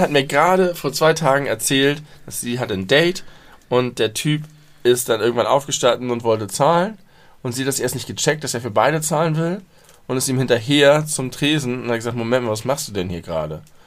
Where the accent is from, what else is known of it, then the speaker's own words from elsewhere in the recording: Germany; ich mich als Deutscher